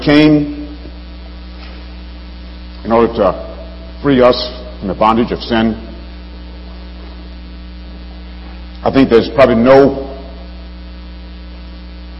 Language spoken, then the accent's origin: English; Alabama, United States; moved away as an adult; now in Chicago, United States; I grew up in Alabama